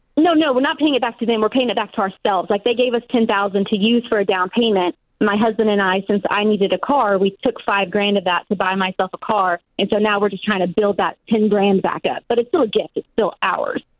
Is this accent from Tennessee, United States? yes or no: yes; Nashville, Tennessee, United States; now in Washington, United States; I'm actually born and raised in Nashville, so we're moving down there